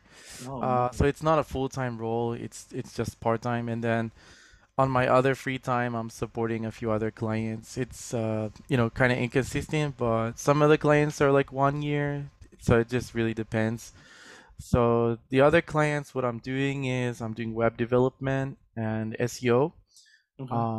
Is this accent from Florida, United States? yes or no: yes; Florida, United States; moved away as an adult; also born or lived in New York; now in Tokyo, Japan; I grew up in Florida, did some college there.